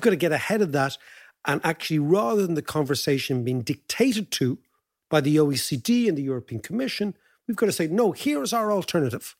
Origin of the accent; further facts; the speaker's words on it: Ireland; For us as Irish citizens